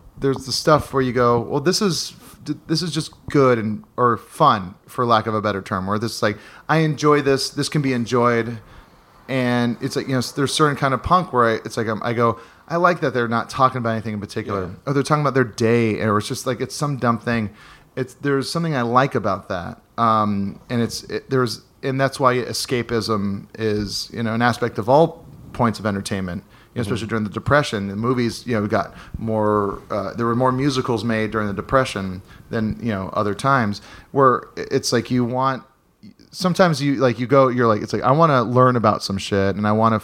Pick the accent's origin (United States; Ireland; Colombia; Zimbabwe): United States; Hawaii; a buddy of mine, Dustin, that I grew up with in Hawaii